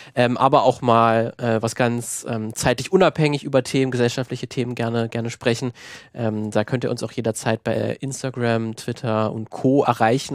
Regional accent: Germany; bin selber Deutscher

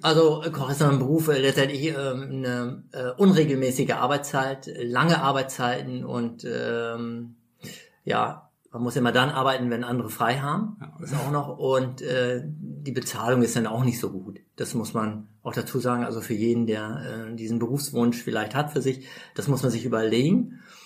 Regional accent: East Frisia, Lower Saxony, Germany; moved away as an adult; now in Berlin, Germany; meine Heimat ist äh, in Ostfriesland, 500 Kilometer entfernt

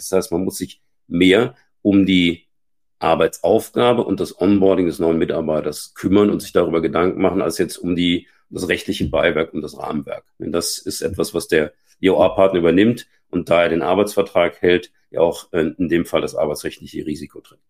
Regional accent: Germany; also born or lived in Scandinavia; als Deutscher, der lange Zeit in Deutschen auch Teams geführt hat

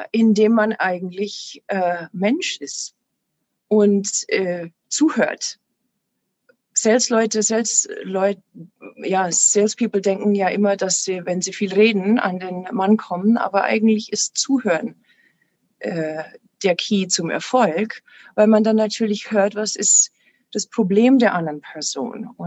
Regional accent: Passau, Bavaria, Germany; moved away; Ich komme ursprünglich aus Passau. Da war 2013 ein Riesenhochwasser.

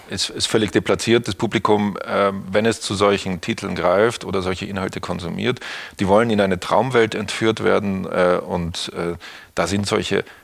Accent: Austria; moved away; Österreich aus, wo ich aufgewachsen bin, nach Hamburg geschickt haben

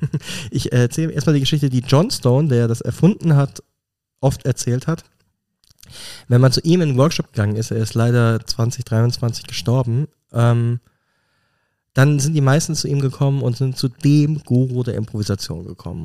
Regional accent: Germany; moved away as an adult; now in Switzerland; ich als Deutscher, der vor 20 Jahren in die mhm. Schweiz gekommen ist

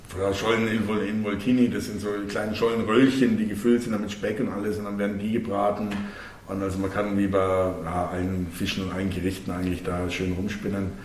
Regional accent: Germany; bei uns in Deutschland

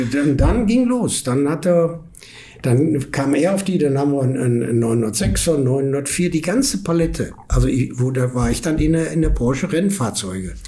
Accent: Essen, North Rhine-Westphalia, Germany; moved away as an adult; now in California, United States; Ich komme aus Essen, ja. bin in Essen geboren, aufgewachsen, alles

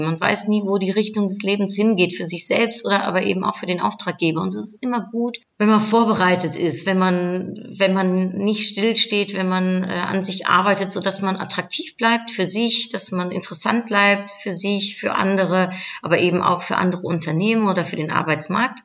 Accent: Netherlands; moved away; also born or lived in Cologne; als Niederländerin

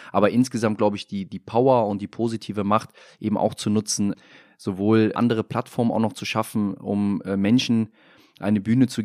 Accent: Rhineland, Germany; ich bin als Rheinländer immer ein proaktiver gewesen in der Kabine

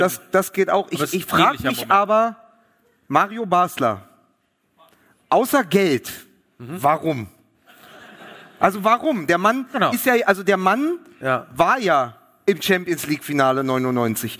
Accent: Berlin, Germany; als Berliner

